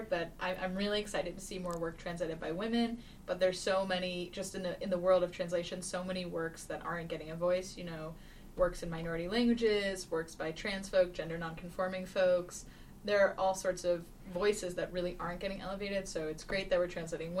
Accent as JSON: {"language": "English", "region": "East Coast", "country": "United States", "said": "I'm from the East Coast."}